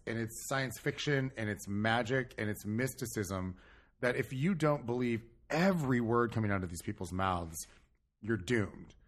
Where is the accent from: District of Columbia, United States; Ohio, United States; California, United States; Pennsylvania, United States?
California, United States; I'm not from Long Island. I'm from California, like Chris